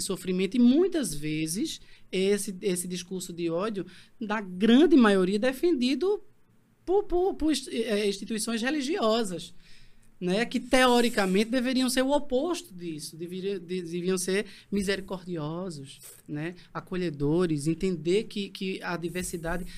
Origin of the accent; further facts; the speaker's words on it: Bezerros, Pernambuco, Brazil; eu sou de Bezerros, mas uhum. eu nasci, passei a infância e adolescência num vilarejo, uhum. na parte rural, né? Sim. Em Sapucarana